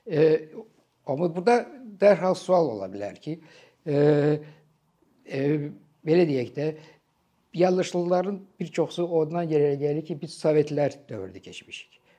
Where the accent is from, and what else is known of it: Azerbaijan